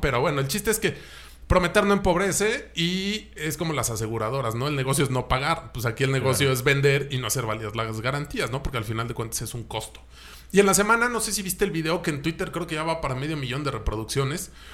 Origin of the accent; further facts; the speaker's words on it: Mexico; como mexicanos